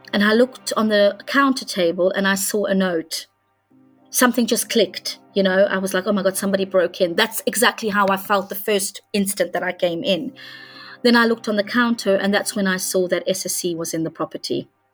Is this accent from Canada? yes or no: no; Hungary; moved away; I come from Hungary